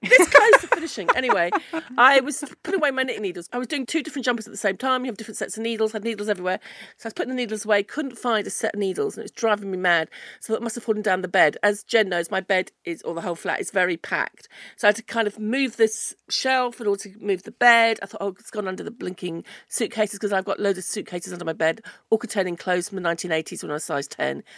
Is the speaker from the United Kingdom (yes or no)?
yes; United Kingdom; British people don't like to do anything to improve the situation